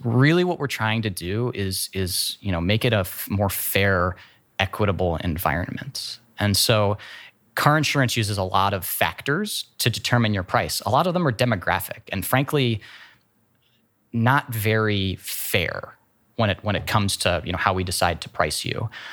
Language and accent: English; Worthington, Ohio, United States; also born or lived in San Francisco, California / Columbus, Ohio; I grew up in Worthington. went elementary, middle, high school all to, to Worthington